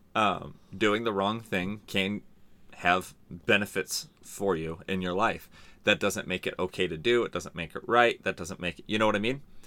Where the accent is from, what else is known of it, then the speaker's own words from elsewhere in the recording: San Diego, California, United States; also born or lived in La Mesa / Hemet / Santee; I grew up in San Diego and, and Hemet.